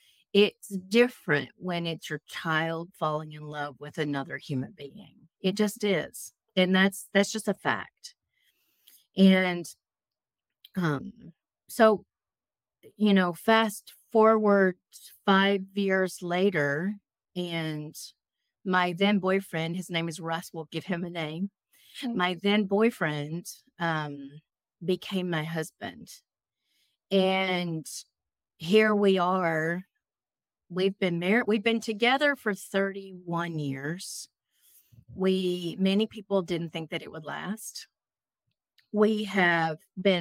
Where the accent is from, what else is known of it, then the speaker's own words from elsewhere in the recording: Texas, United States; moved away as an adult; also born or lived in Raleigh, North Carolina; I was living in Raleigh, North Carolina, and I born and raised in Texas.